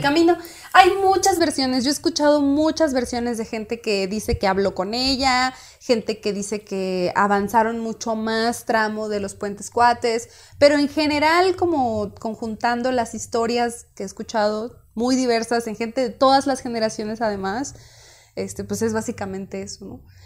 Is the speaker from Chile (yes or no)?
no; Puerto Peñasco, Sonora, Mexico; Del lugar de donde yo soy, Puerto Peñasco, Sonora